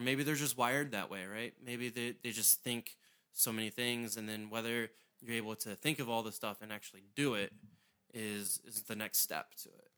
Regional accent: St. Mary's County, Maryland, United States; I grew up in Saint Mary's, and there's, there were a couple galleries down there

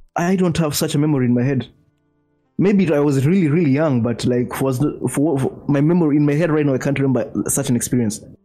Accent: Nairobi, Kenya; I grew up in Nairobi as well and where my family lives in Karen

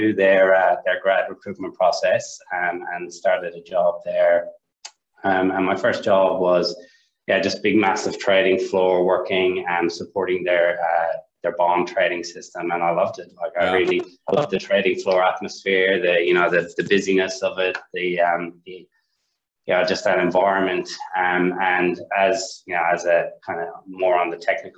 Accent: Ireland; accent: Irish; moved away as an adult; now in Sydney, Australia; I'm Irish, as you can probably tell by the accent

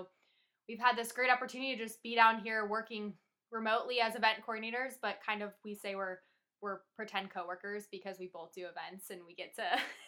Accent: Los Angeles, California, United States; So I am from Northridge, California, which is basically in LA County, if you're familiar. So I am 28.

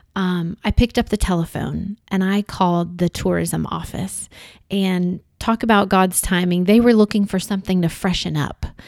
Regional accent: Huntsville, Alabama, United States; moved away as an adult; Huntsville is my hometown

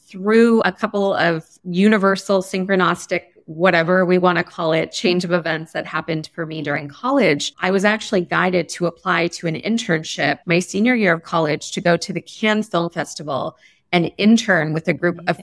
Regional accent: Los Angeles, California, United States; I was always obsessed growing up in Los Angeles with storytelling

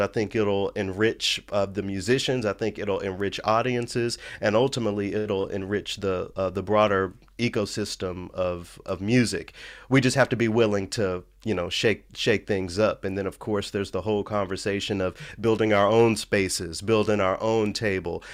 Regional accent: Memphis, Tennessee, United States; moved away; I grew up in Memphis. I grew up in a predominantly black city

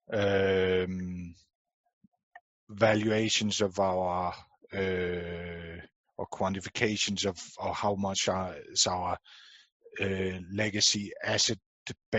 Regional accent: Denmark; born and raised in Denmark

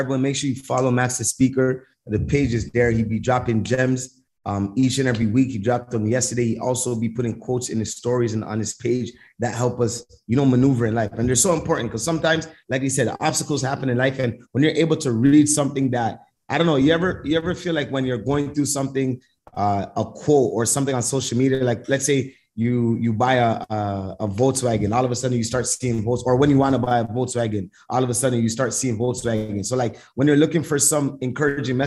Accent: Canada; where I was from Canada

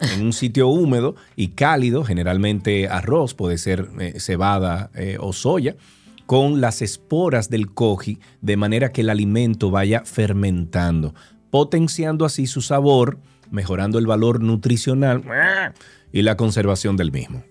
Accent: Dominican Republic; vivo en San Domo, soy dominicano

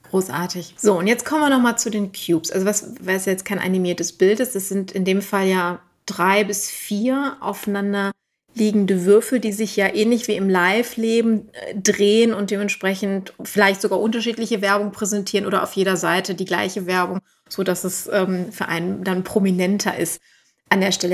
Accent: Düsseldorf, North Rhine-Westphalia, Germany; ich bin ja aus Düsseldorf

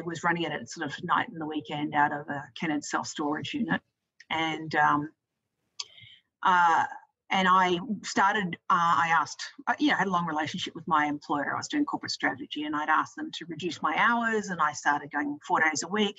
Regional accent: Australia; also born or lived in United States; when I moved back to Australia, because I'm from Australia

